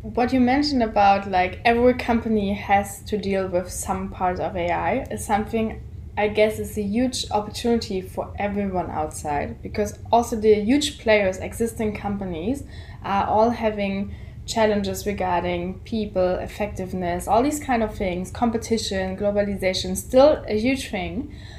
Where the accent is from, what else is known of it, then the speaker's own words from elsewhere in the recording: Germany; we're coming from Germany